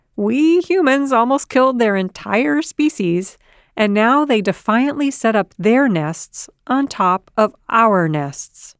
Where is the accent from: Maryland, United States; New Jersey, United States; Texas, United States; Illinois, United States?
Illinois, United States; Chicago; my hometown of Chicago